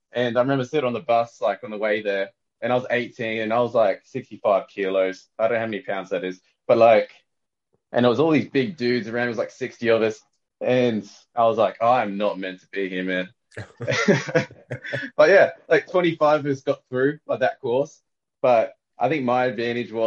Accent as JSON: {"language": "English", "town": "Sydney", "region": "New South Wales", "country": "Australia", "tie": "born or raised there", "said": "I grew up around Western Sydney."}